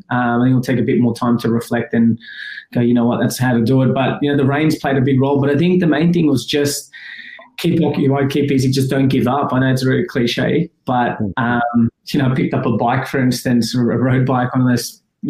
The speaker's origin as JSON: {"language": "English", "country": "Afghanistan", "tie": "born there", "said": "my background, I was born in Afghanistan, but, you know, that's the cultural element."}